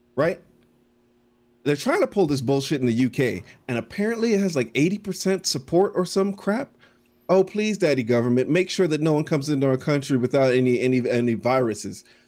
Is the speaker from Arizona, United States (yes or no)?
no; Florida, United States; growing up in Florida